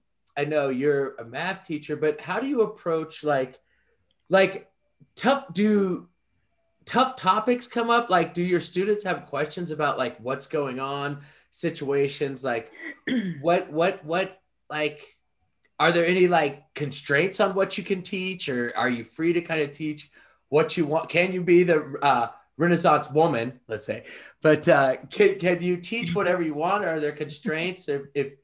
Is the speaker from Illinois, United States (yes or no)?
no; Georgia, United States; I'm from Georgia